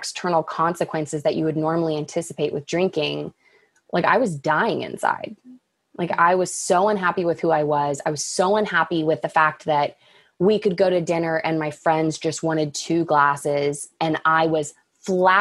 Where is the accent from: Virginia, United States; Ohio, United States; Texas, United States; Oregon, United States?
Texas, United States; Dallas; growing up in Dallas